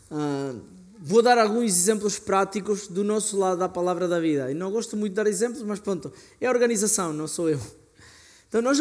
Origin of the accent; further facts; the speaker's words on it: Argentina; Portuguese is a second language; Aliás, na Argentina, sou argentino, fazemos grelhados que a carne demora duas, três, quatro horas em cozer.